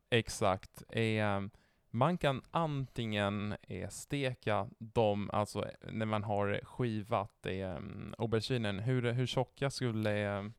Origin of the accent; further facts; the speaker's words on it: northern Italy, Italy; Swedish is a second language; also born or lived in Genoa; now in Sweden; jag är från norra Italien